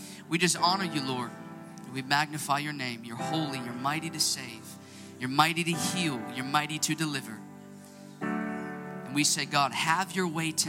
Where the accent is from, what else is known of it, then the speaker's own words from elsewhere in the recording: Chicago, Illinois, United States; I'm from Chicago, Illinois